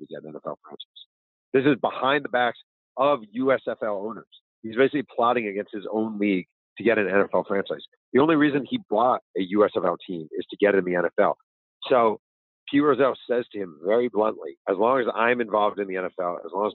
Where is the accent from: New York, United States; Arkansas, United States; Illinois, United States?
New York, United States; I just was a kid growing up in New York who loved the league